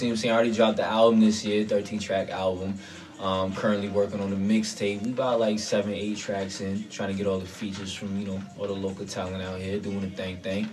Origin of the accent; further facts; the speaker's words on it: Hollywood, Florida, United States; I was born in Hollywood, Florida